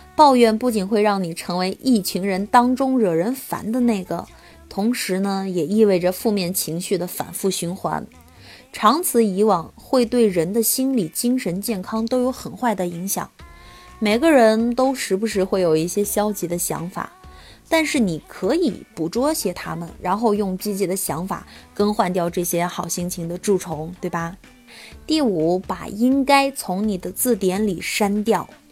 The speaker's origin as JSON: {"language": "Chinese", "region": "Anhui", "country": "China", "also_born_or_lived": "Hefei", "said": "因为首先我是一个安徽人，再者呢，我现在在这个合肥读研究生，嗯，另外我曾经在安徽广播电视台实习过"}